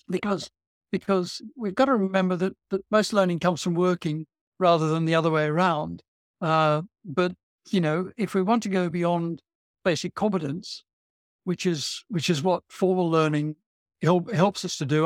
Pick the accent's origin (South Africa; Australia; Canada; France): Australia; now in England, United Kingdom; I'm an Australian originally